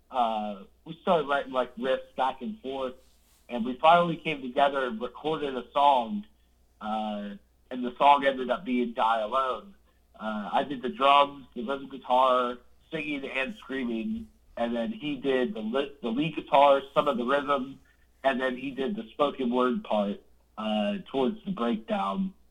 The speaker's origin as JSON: {"language": "English", "town": "Jacksonville", "region": "Florida", "country": "United States", "said": "Well, I'm originally from Florida, uh, Jacksonville"}